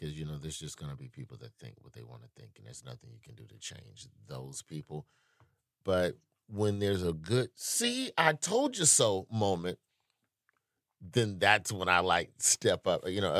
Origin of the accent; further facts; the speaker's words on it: Southern United States, United States; now in New York, United States; It's weird. I'm still a Southerner.